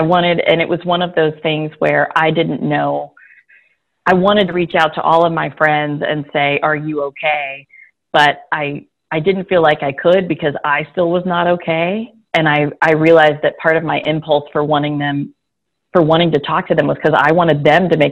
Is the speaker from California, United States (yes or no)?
no; Houston, Texas, United States; I grew up in Houston, Texas